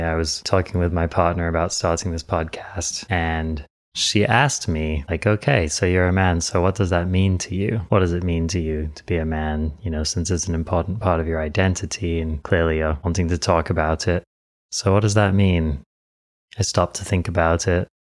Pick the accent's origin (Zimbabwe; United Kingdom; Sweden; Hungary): United Kingdom; England; I was born in England. I'm English.